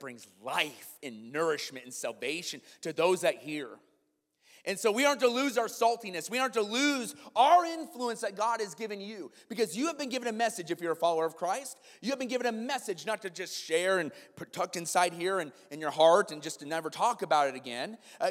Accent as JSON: {"language": "English", "region": "Iowa", "country": "United States", "tie": "born or raised there", "moved": "yes", "lives_now": "Kenosha, United States", "said": "I grew up in Iowa"}